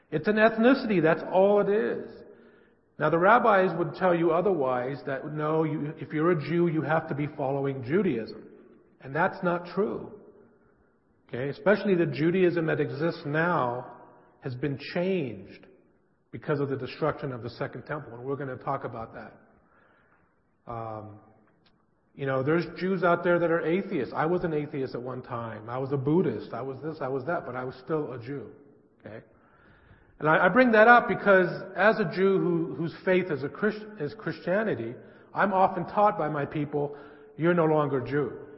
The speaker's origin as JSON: {"language": "English", "town": "San Francisco", "region": "California", "country": "United States", "tie": "born or raised there", "said": "I grew up in San Francisco in a Jewish family"}